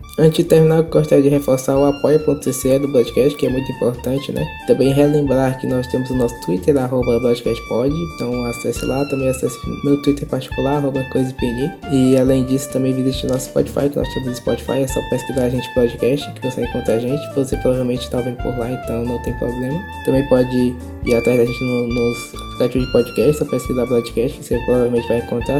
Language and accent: Portuguese; Brazil; todos nós somos brasileiros